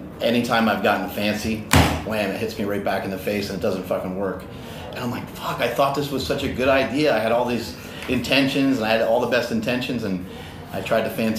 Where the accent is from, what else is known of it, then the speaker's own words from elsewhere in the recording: Poughkeepsie, New York, United States; I'm from Poughkeepsie, New York.